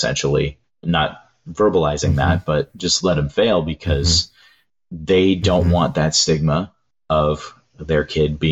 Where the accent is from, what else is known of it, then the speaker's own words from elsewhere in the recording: Southern California, United States; growing up in Southern California